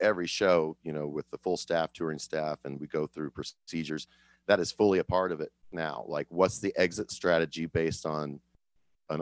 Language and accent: English; Kansas City, Missouri, United States; I'm from Kansas City